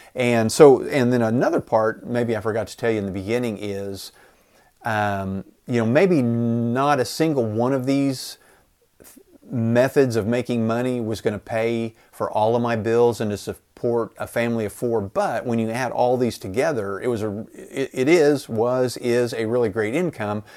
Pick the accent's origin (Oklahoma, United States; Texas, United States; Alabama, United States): Oklahoma, United States; Enid; I live in Enid, Oklahoma, a town of about fifty thousand people